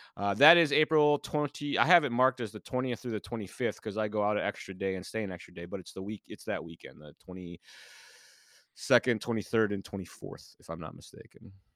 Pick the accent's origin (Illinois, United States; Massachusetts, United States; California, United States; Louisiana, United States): Illinois, United States; when I grew up in Illinois as a kid